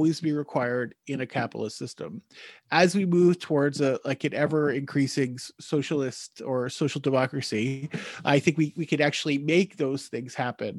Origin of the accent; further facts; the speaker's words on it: United States; moved away as an adult; now in Newfoundland, Canada; I'm an American living in Canada. I'm living in Newfoundland